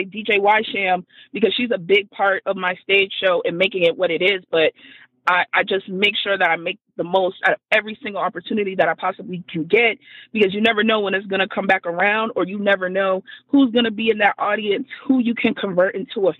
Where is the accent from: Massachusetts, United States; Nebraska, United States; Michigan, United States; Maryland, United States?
Massachusetts, United States; Boston; I'm from Dorchester